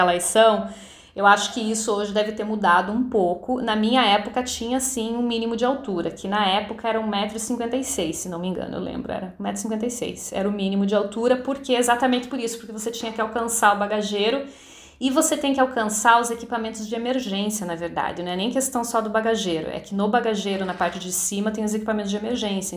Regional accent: Curitiba, Paraná, Brazil; moved away as an adult; now in New York, United States; eu nasci em Curitiba

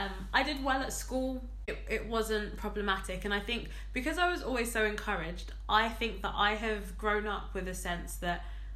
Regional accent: Ghana; I am a Ghanaian girl. Mm-hmm. I am West African.

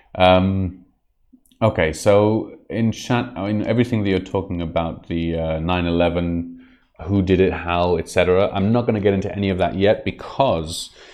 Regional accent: Israel; I was brought up on the Second World War and specifically the uh, Holocaust uh, tales from a very young age. It's something that's very, very, very present in the uh, Israeli society

